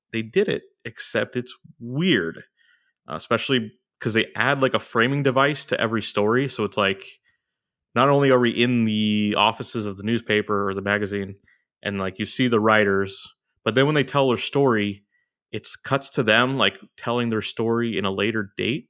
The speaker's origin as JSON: {"language": "English", "town": "Orange", "region": "California", "country": "United States", "tie": "born or raised there", "moved": "yes", "said": "it took place in the city of Orange, my hometown"}